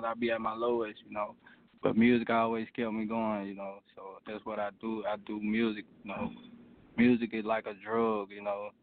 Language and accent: English; Alabama, United States; I'm from Alabama